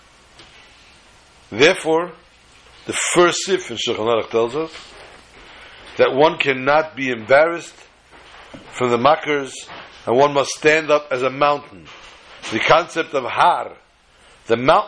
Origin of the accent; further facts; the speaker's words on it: United States; I was born in America